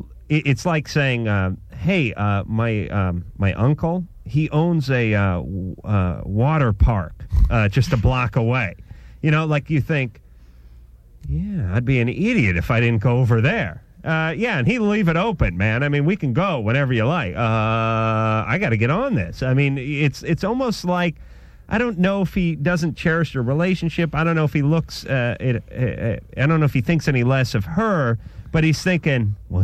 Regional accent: New York, United States; accent: New York; and listen, you know, I'm from New York, so I tell the guy.

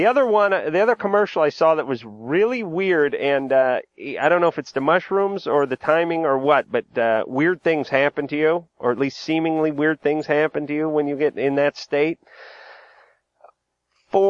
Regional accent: New England, United States; I grew up in New England.

